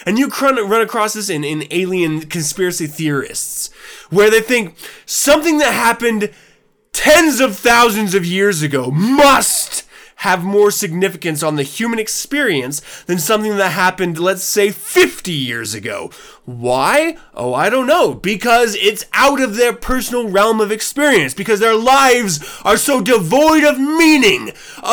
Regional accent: United States; also born or lived in Germany; I'm born in America

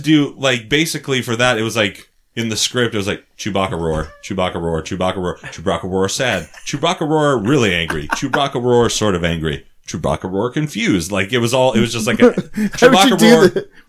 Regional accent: Minnesota, United States; he has a weird thing because I am from Minnesota.

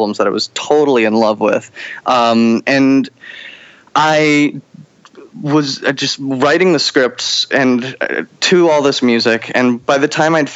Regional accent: Chelsea, Massachusetts, United States; moved away as an adult; also born or lived in upstate New York; now in New York City, United States; I grew up in Boston, Chelsea, Massachusetts specifically

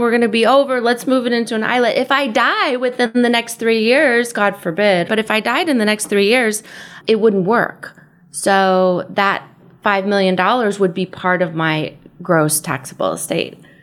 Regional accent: San Diego, California, United States; moved away as an adult; also born or lived in San Francisco / East Coast; I grew up here in San Diego

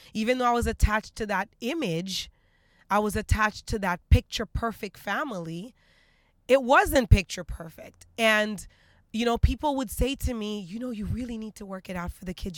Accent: Haiti; moved away; I'm, I'm originally from Haiti, so I'm a very traditional Caribbean

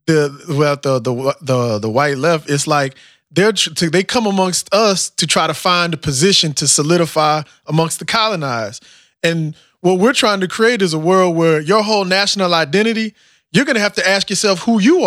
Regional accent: United States; I'm African from America

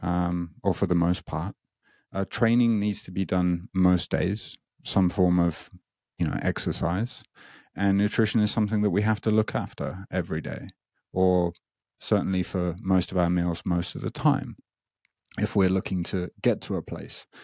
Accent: United Kingdom; moved away as an adult; now in Japan; I'm not Japanese, as you may be able to hear. I'm, I'm British

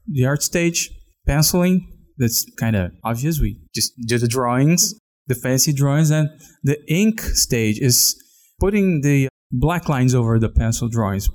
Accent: outside of Sao Paulo, São Paulo, Brazil; I was born outside of Sao Paulo

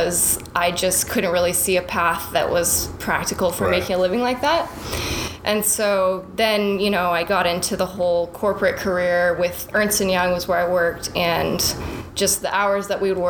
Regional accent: Portales, New Mexico, United States; now in Dallas, United States; my hometown is in New Mexico, in Portales. I grew up on a ranch next to my grandparents

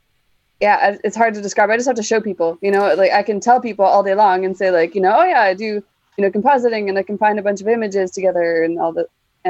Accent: Canada; born or raised there

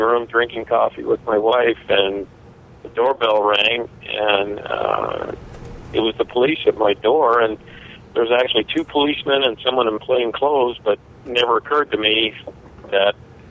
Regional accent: Kalispell, Montana, United States; now in Gilbert, United States; I grew up in Kalispell

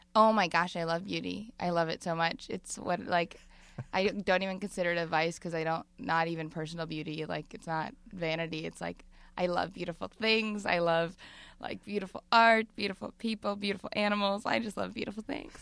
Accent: Madison, Wisconsin, United States; now in Brooklyn, United States; I'm from the Midwest

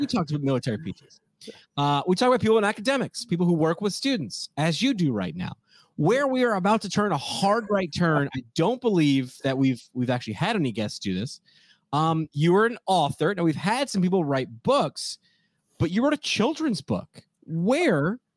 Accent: Montgomery, New York, United States; I grew up in Montgomery, so right next to Newburgh

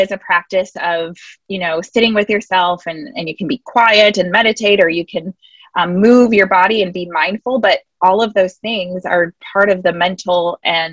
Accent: Wisconsin, United States; moved away as an adult; now in Atlanta, United States; I am from Wisconsin

